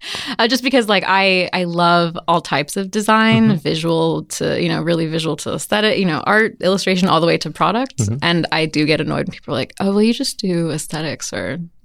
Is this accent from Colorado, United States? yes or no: yes; Evergreen, Colorado, United States; also born or lived in Walnut Creek, California; I grew up in Evergreen, but I was born in California.